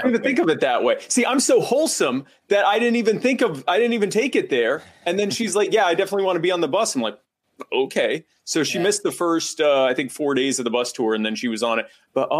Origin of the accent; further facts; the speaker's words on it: United States; I'm an American libertarian activist and podcaster